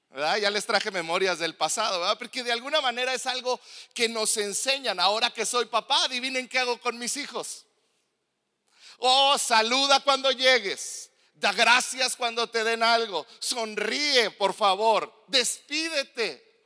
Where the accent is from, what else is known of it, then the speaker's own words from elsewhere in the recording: Mexico; yo como mexicano que no vivo en Estados Unidos